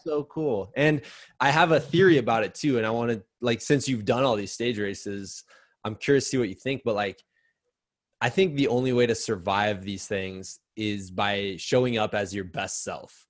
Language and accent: English; United States; as an American